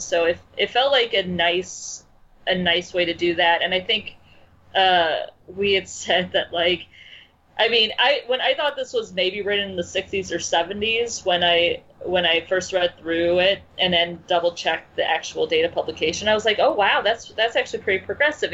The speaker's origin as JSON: {"language": "English", "town": "Chicago", "region": "Illinois", "country": "United States", "also_born_or_lived": "the Midwest", "said": "I'm from Chicago. I'm also. I should point out that I live in Chicago now"}